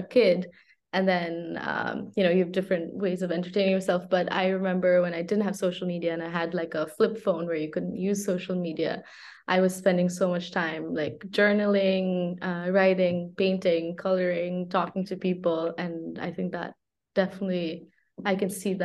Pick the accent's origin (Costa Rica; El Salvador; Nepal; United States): Nepal; moved away as an adult; now in Paris, France; I'm from Nepal.